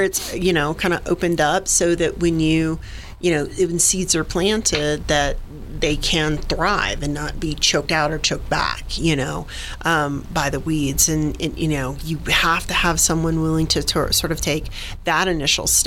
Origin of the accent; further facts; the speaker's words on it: Jacksonville, Florida, United States; moved away; I'm originally a Floridian